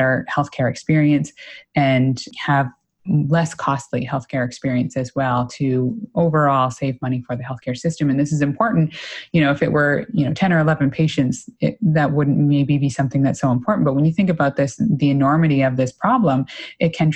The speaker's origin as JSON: {"language": "English", "town": "Clementsvale", "region": "Nova Scotia", "country": "Canada", "tie": "born or raised there", "moved": "yes", "lives_now": "Toronto, Canada", "said": "I grew up in a very small town in rural Nova Scotia"}